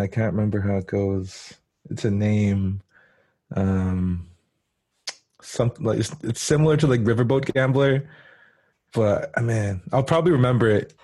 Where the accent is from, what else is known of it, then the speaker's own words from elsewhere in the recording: Split Lake, Manitoba, Canada; also born or lived in Winnipeg; my hometown